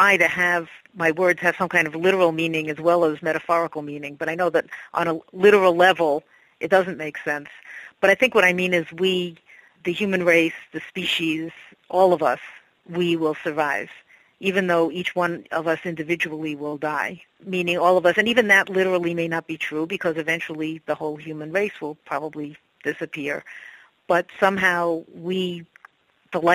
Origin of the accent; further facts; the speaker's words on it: New York City, New York, United States; moved away as an adult; also born or lived in Poughkeepsie, New York; I grew up in New York City and moved up to the Poughkeepsie area in 1987 and have been living there ever since.